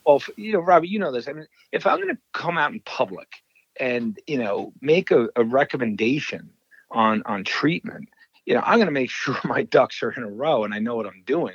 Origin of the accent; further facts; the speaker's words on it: New York, United States; now in Wisconsin, United States; I am from New York, but I uh, now live in Wisconsin.